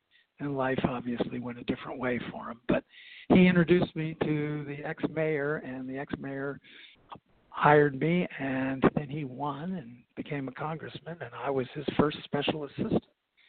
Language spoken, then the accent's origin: English; Cincinnati, Ohio, United States; moved away as an adult; also born or lived in Hanover, New Hampshire; now in Montgomery County, Maryland, United States; I grew up in Cincinnati, Ohio, which was a wonderful place to grow up. Went to public high school